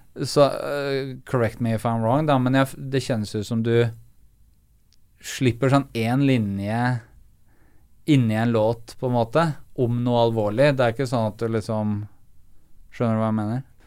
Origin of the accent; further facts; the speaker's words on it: Eastern Norway, Norway; for meg som østlending